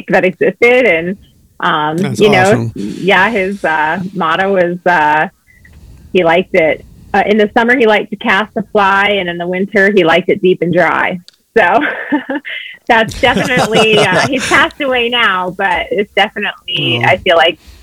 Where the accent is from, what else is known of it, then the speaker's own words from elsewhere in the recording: Darby, Montana, United States; also born or lived in Northern California; I was born in Northern California, but my parents moved our family to Darby, Montana, which is in the Bitterroot Valley, when I was 9. So although I wasn't born there, I was raised there